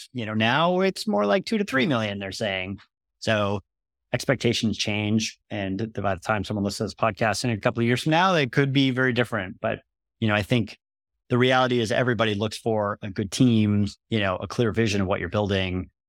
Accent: United States; I'm American

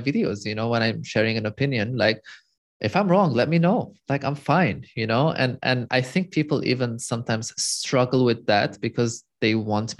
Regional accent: Lebanon; moved away as an adult; also born or lived in Europe; So I'm born and raised in Lebanon, in the Middle East. I moved to Europe just to flee Lebanon

